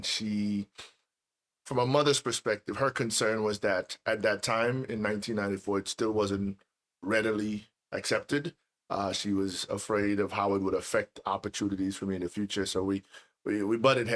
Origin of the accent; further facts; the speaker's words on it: Trinidad & Tobago; moved away as an adult; now in United States; I was born and raised in Trinidad and Tobago.